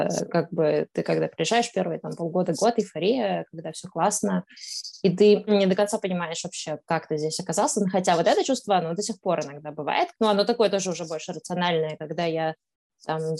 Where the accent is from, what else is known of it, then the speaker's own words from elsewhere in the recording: Astana, Kazakhstan; also born or lived in Moscow, Russia; now in Amsterdam, Netherlands; А до этого в Москве я прожила 8 лет, а до этого я, собственно, родилась и жила в Казахстане, в Астане, которая сейчас Нур-Султан.